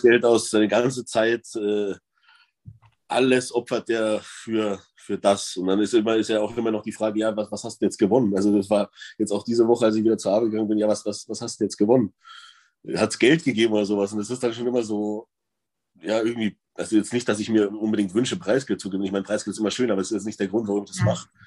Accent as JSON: {"language": "German", "town": "Freising", "region": "Bavaria", "country": "Germany", "also_born_or_lived": "Cologne", "moved": "as an adult", "lives_now": "Unna, Germany", "said": "ich komme eigentlich aus Bayern, aus Freising"}